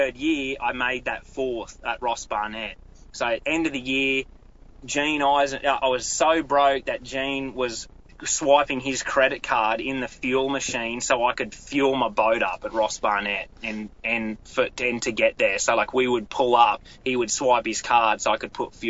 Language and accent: English; Australia; moved away as an adult; now in United States; managed a tackle store in my hometown